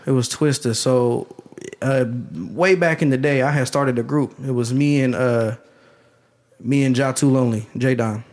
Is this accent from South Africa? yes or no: no; Canton, Ohio, United States; also born or lived in Dellroy / Carrollton; I grew up in Canton